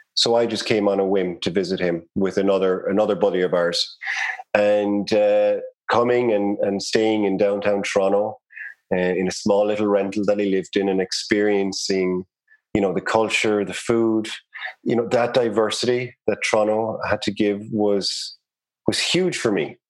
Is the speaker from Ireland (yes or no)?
yes; Cork, Munster, Ireland; accent: Irish; moved away as an adult; now in Canada; I grew up in Cork City in Ireland. Cork would be in the south of Ireland, the Republic of Ireland.